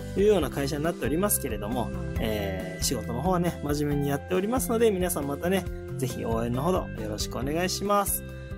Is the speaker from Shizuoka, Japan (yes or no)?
yes; Shizuoka, Japan; えー私ね、えー静岡市清水区に生まれまして、えーそこでね、大学までね、ずっと、えー過ごしておりました